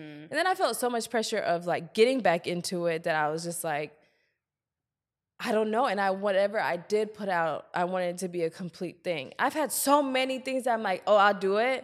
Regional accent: Columbia, South Carolina, United States; also born or lived in Germany; Then we moved to Columbia, South Carolina. That's basically where I spent all my youth

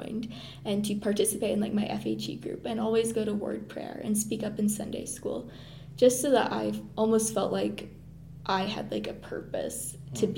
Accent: Mississippi, United States; moved away as an adult; now in Provo, United States; I come from Mississippi and come from a fairly small congregation

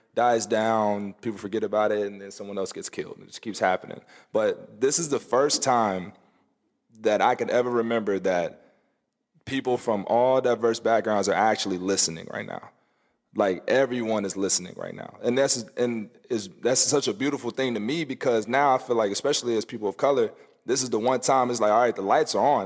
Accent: the South, United States; growing up in the South

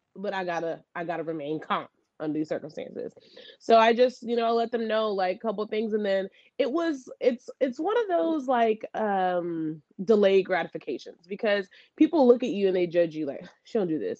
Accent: the South, United States; I'm from the South

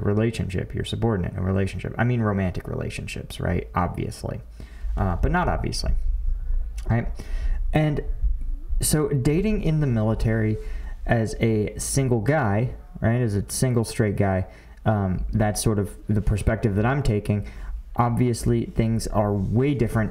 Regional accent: Philadelphia, Pennsylvania, United States; I'm from Philly.

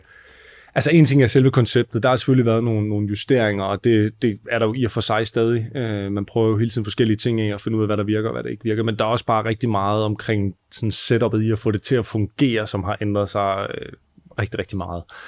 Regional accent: Southern Jutland, Southern Denmark, Denmark; moved away as an adult; now in Copenhagen, Denmark; Vi kommer begge to fra Sønderjylland

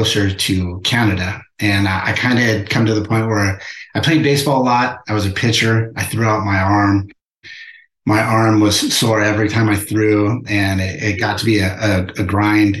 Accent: La Mirada, California, United States; also born or lived in Whittier, California; now in Temecula, United States; I was born in Whittier, California, and I grew up in a city called La Mirada, just right next to Whittier.

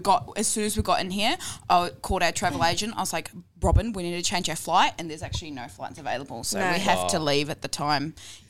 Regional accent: New Zealand; moved away; I actually grew up in a small town in New Zealand. So I am pretty bogan at heart.

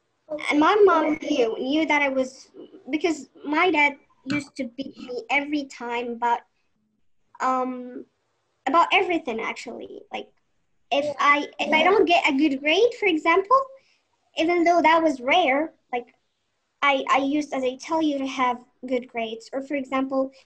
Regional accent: Morocco; I'm 19 and I'm from Morocco

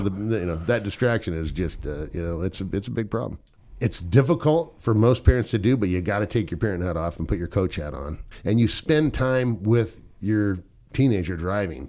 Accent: Southern California, United States; I grew up in Southern California

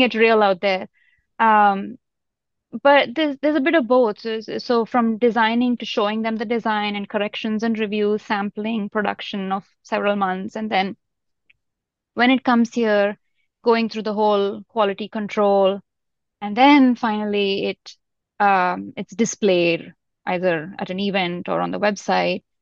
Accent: India; also born or lived in Europe; now in Bay Area, United States; I grew up in India, in a very small town

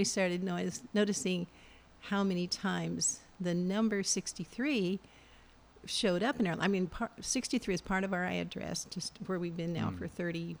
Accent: Missouri, United States; moved away; I'm from Missouri.

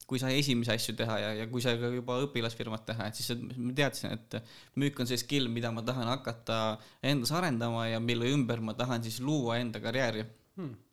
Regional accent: Kiviõli, Ida-Viru County, Estonia; also born or lived in Tallinn / Pärnu; no tegelikkuses ma olen pärit Ida-Virumaalt Kiviõlist, äh, elanud Tallinnas, Pärnus, natuke Viljandis, äh, koolis käisin Kohilas see ei ole küll linn, aga no olgu.

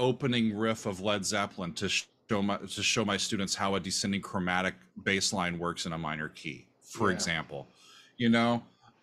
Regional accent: Omaha, Nebraska, United States; moved away as an adult; also born or lived in Kansas; now in New Jersey, United States; I consider Omaha my hometown

